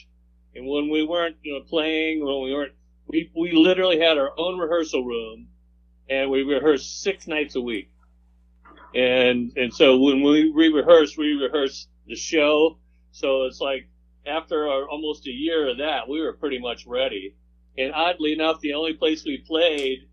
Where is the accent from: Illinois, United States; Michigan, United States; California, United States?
Michigan, United States; Detroit; I'm from Detroit, and I think I brought a lot of Detroit rock bluesy kind of thing to the band